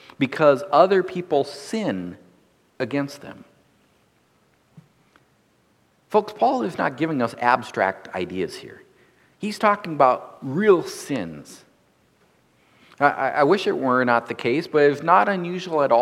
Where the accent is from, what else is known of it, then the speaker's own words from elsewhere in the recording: North Dakota, United States; Growing up in North Dakota, I look at things differently as a farm boy than those who grew up in the city